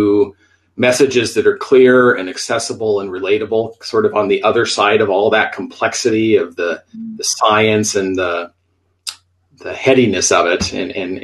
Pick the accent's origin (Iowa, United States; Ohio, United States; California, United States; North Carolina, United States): Iowa, United States; also born or lived in Minneapolis, Minnesota; now in Tucson, United States; I'm originally from Iowa. I grew up in the Midwest, spent many years, 16 to be exact, in Minneapolis, Minnesota before the move here to Arizona.